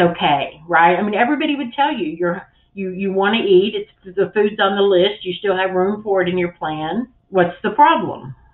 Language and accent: English; the South, United States; I grew up in the South